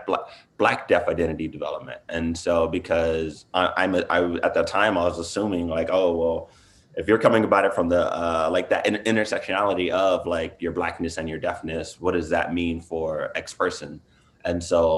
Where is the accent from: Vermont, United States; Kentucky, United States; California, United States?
California, United States; Inglewood; moved away as an adult; also born or lived in San Francisco, United States; now in Boston, United States; I'm originally from Los Angeles, from Inglewood